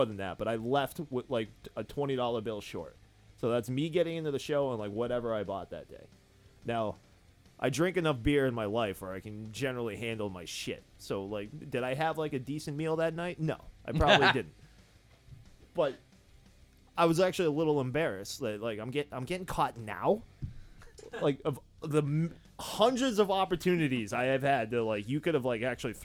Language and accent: English; Winchendon, Massachusetts, United States; I'm from Winchendon